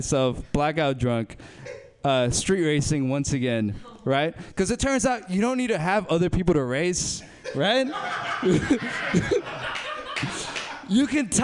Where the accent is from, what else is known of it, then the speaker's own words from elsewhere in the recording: Berkeley, California, United States; I grew up in South Berkeley